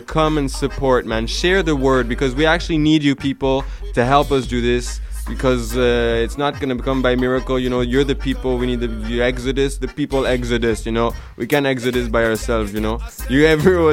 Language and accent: English; Switzerland; I come from Switzerland